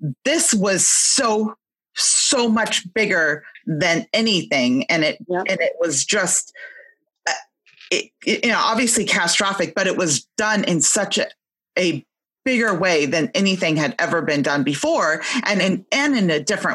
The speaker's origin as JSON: {"language": "English", "region": "California", "country": "United States", "said": "I'm from California, so I was in California, and I was always flying out to my father, wherever he lived"}